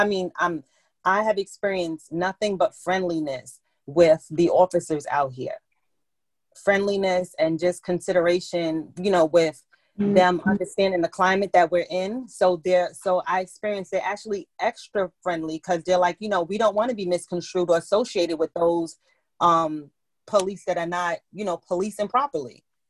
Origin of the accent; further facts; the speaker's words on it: New York City, New York, United States; now in Middletown, United States; I live in Middletown, New York now, but I grew up in Bronx, New York.